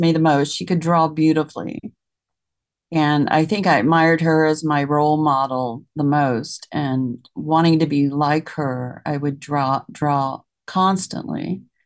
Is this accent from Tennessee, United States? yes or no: yes; Memphis, Tennessee, United States; I grew up in Tennessee and the city of Memphis